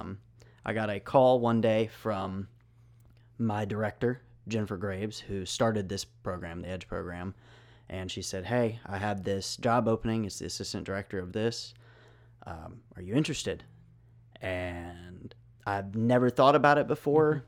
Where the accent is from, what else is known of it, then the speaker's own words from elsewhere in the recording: Memphis, Tennessee, United States; I am originally from Memphis